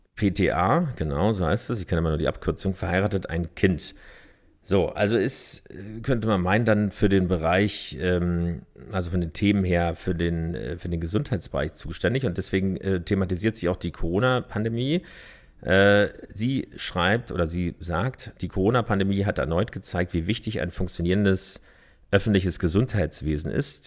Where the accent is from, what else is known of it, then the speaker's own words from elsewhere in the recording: Berlin, Germany; Ich bin in Pankow geboren